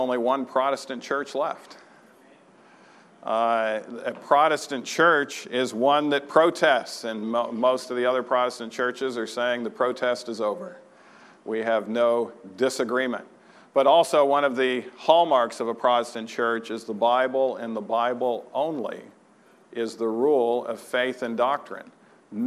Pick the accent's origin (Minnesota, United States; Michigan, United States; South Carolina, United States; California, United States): Michigan, United States; Troy; moved away; my home church on a Friday night that I grew up in Troy, Michigan.